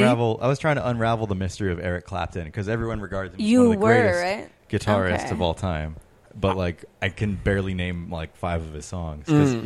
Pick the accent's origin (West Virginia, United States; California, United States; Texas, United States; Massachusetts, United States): California, United States; Placentia; born or raised there; also born or lived in Long Beach, California